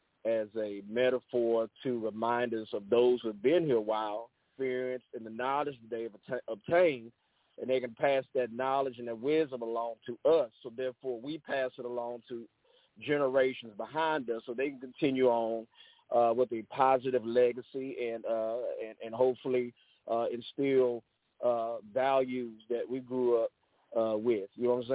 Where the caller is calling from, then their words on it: Freeport, Texas, United States; I'm calling from Freeport, Texas, here on the Gulf Coast, Third Coast area here in Texas